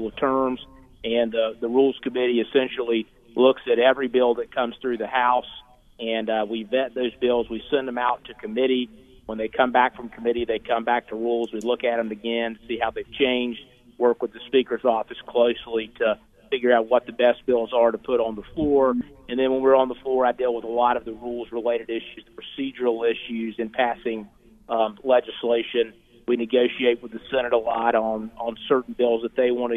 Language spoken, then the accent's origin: English; Caldwell County, North Carolina, United States; my hometown. I'm from here in Caldwell County